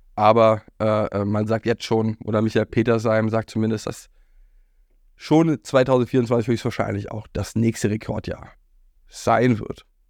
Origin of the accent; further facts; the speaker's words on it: Berlin, Germany; Berlin, wo ich aufgewachsen bin